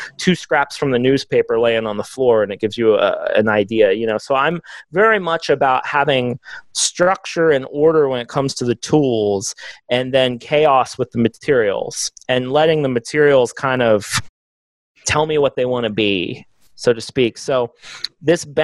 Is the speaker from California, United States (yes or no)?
no; Texas, United States; I'm a Texan